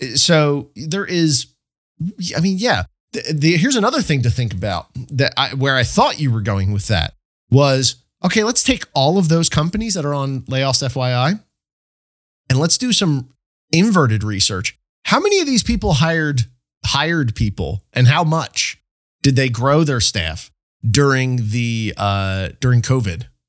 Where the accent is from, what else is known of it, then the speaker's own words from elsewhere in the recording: State College, Pennsylvania, United States; my hometown, State College here